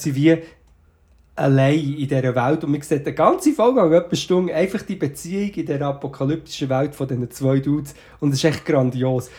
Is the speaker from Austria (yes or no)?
no; Portugal; moved away; also born or lived in Switzerland; ich bin sozusagen in Portugal aufgewachsen.